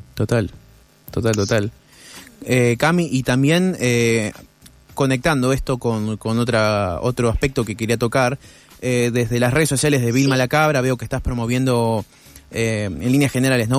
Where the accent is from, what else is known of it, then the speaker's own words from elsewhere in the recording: Buenos Aires, Argentina; yo soy porteño